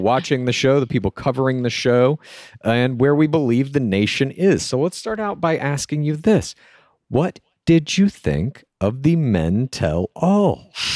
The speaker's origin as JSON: {"language": "English", "town": "Dallas", "region": "Texas", "country": "United States", "tie": "born or raised there", "said": "I grew up in Dallas."}